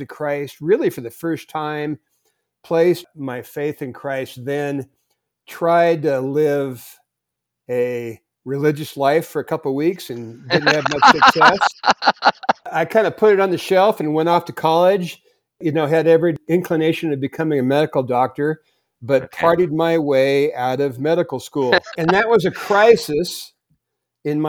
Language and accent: English; Portland, Oregon, United States; moved away as an adult; also born or lived in Sun Valley, Idaho; now in Idaho, United States; born and raised in Portland